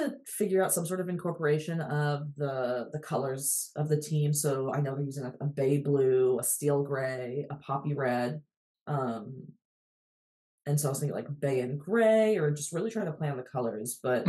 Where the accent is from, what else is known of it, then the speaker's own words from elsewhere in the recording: United States; We are the stupid Americans